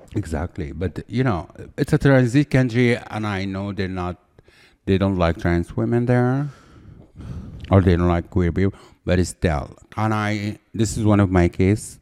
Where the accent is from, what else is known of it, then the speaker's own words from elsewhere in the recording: Cairo, Cairo Governorate, Egypt; moved away as an adult; now in United States; I'm from Egypt